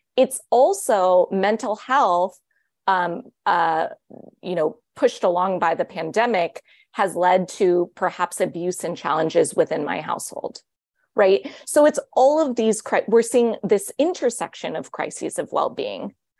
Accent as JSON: {"language": "English", "town": "Los Angeles", "region": "California", "country": "United States", "tie": "born or raised there", "said": "my hometown of Los Angeles"}